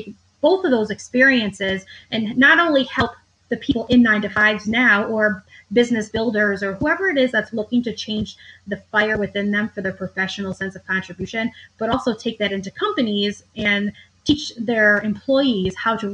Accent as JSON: {"language": "English", "region": "upstate New York", "country": "United States", "also_born_or_lived": "Manhattan, New York", "said": "I relocated from Manhattan to upstate New York, where I'm from"}